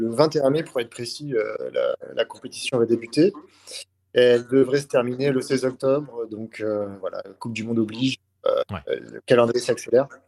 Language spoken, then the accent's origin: French; Valence, Auvergne-Rhône-Alpes, France; moi je viens de Valence, hein, dans la Drôme.